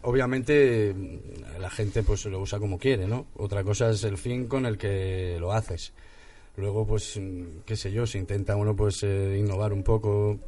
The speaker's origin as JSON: {"language": "Spanish", "town": "Santander", "region": "Cantabria", "country": "Spain", "moved": "yes", "lives_now": "Madrid, Spain", "said": "yo soy de Santander también"}